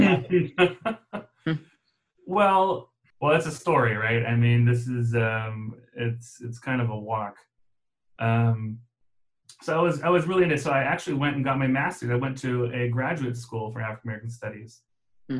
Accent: Germany; moved away; I grew up in Germany

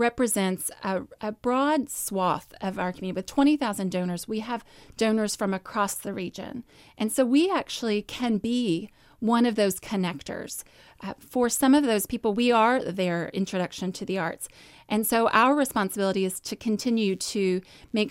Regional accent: Louisville, Kentucky, United States; I grew up here in Louisville. I grew up in the South End.

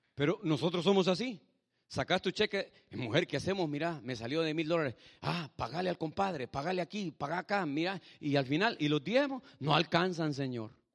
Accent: El Salvador; moved away; Yo soy de Salvador como su pastor, pero mi esposa es mexicana

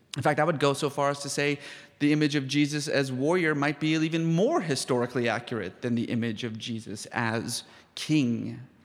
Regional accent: Iran; moved away; I was born in Iran

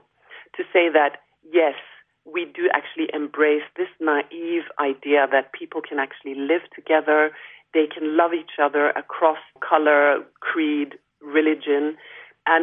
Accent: Norway; Growing up in Norway as an African Norwegian

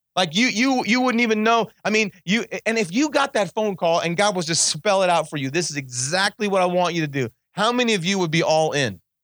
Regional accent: Kingman, Arizona, United States; I was born in Kingman, Arizona, right down the street from here.

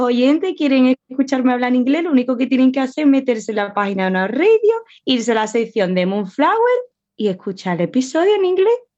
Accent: Spain; accent: Spanish; Yo sé que yo soy española

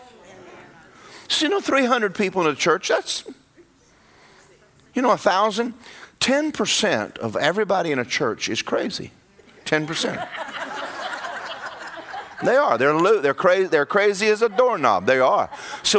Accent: Georgia, United States; moved away as an adult; now in Orlando, United States; I'm from Georgia

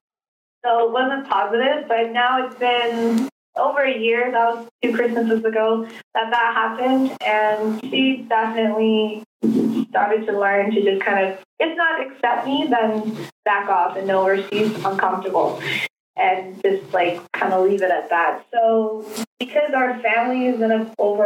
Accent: Canada; also born or lived in South Korea / New York; I grew up in Canada since I was 3 years old

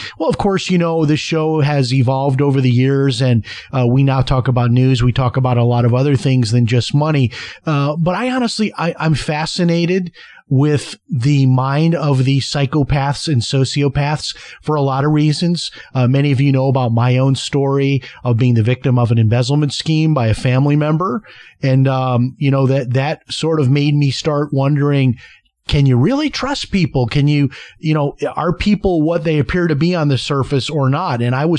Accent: Chicago, Illinois, United States; I mean, I remember growing up in Chicago, we left the house unlocked.

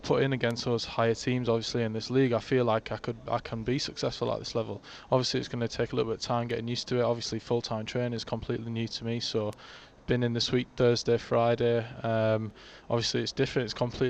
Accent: Barrow-in-Furness, North West England, United Kingdom; It means so much to play for Barrow, especially my hometown.

